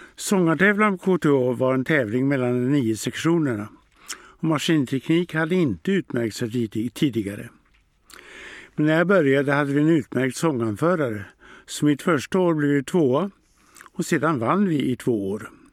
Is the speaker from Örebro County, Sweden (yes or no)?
no; Örnsköldsvik, Västernorrland County, Sweden; Jag är född och uppvuxen här i Örnsköldsvik